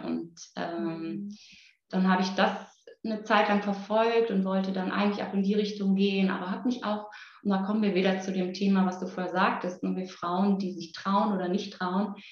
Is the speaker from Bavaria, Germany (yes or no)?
no; Müllheim, Baden-Württemberg, Germany; moved away; also born or lived in Berlin; Ich komme auch noch aus Müllheim mit Doppel-L